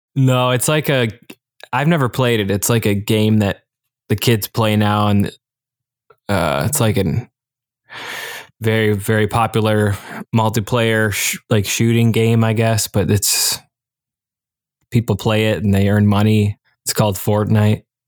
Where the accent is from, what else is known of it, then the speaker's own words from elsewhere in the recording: Michigan, United States; now in Delaware, United States; my home state of Michigan